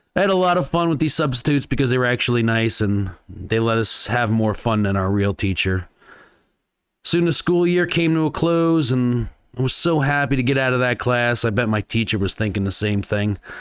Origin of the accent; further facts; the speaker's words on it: New Jersey, United States; now in Las Vegas, United States; my hometown, New Jersey